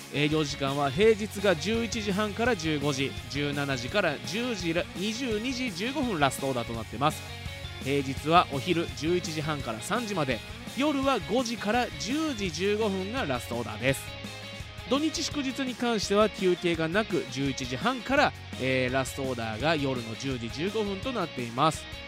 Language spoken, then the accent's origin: Japanese; Fuji, Shizuoka, Japan; 生まれも育ちも静岡県富士市